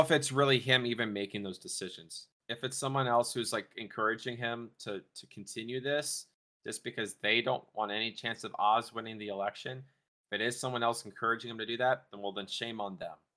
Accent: Texas, United States; now in North Dakota, United States; my state I'm from, Texas

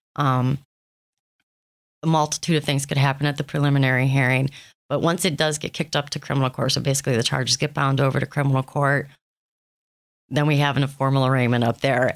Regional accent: Thompson, Ohio, United States; now in Erie, United States; I am a transplant. I am originally from Thompson, Ohio

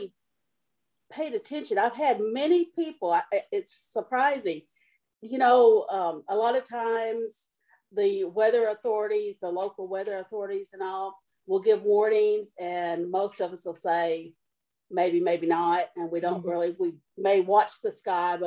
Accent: Mayfield, Kentucky, United States; I was raised here for most of my life. I was born in Mayfield. I went to school in Mayfield

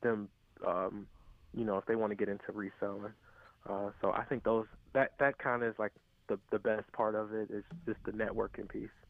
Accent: Cleveland, Ohio, United States; I'm from Cleveland

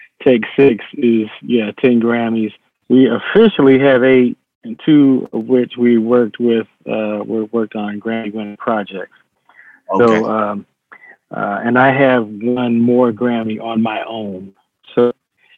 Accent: Buffalo, New York, United States; moved away; also born or lived in Bronx, New York / Long Island, New York / Boston, Massachusetts / Bridgeport, Connecticut; I mostly grew up in Buffalo, New York.

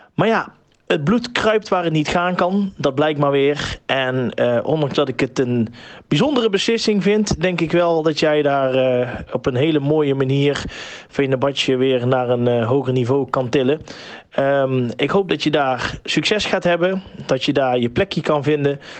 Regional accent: North Holland, Netherlands; ook vanuit Noord-Holland.

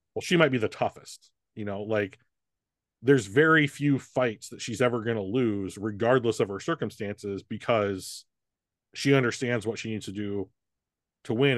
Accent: United States; as an American and a guy

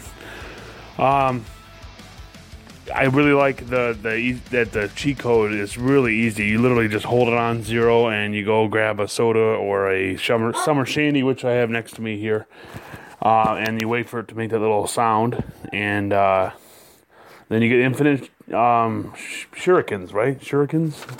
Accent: Muskegon, Michigan, United States; I'm from Muskegon, Michigan

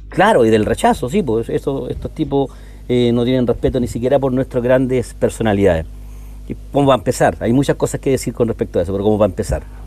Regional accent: Puente Alto, Santiago Metropolitan Region, Chile; yo soy de Puente Alto

